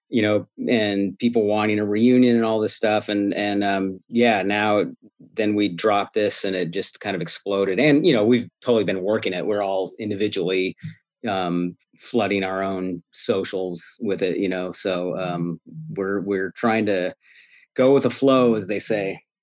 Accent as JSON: {"language": "English", "town": "Eureka", "region": "California", "country": "United States", "tie": "born or raised there", "moved": "yes"}